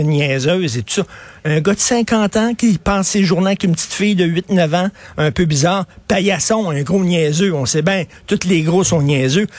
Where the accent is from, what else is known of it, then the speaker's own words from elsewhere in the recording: Montreal, Quebec, Canada; quand j'étais jeune, dans les années 70, on était fiers de Montréal